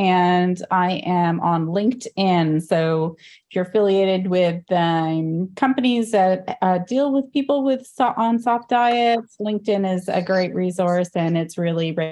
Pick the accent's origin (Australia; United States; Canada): Canada; born or raised there; also born or lived in India